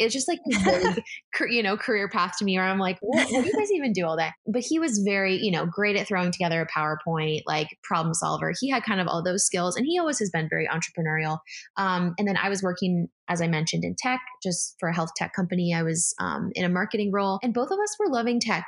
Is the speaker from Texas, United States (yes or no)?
no; San Diego, California, United States; moved away as an adult; also born or lived in San Francisco; now in Philadelphia, United States; I grew up actually in San Diego, lived in San Francisco for a hot sec for college, and then I'm now in Philadelphia